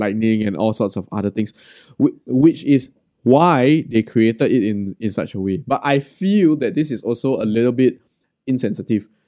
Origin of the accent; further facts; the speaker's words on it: Singapore; as a Singaporean Chinese